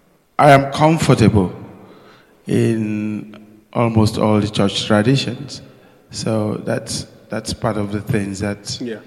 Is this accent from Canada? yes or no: no; Nigeria; now in United Kingdom; being born in Nigeria and spent my youth there. It has also been shaped by my coming to the United Kingdom in 1975